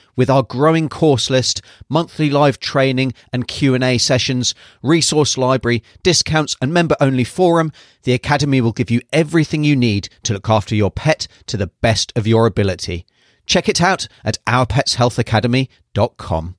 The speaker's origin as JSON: {"language": "English", "country": "United Kingdom", "moved": "as an adult", "lives_now": "New Zealand", "said": "from my accent, you can probably tell, uh, that I was originally U K-based, and that's where I did all my training as well"}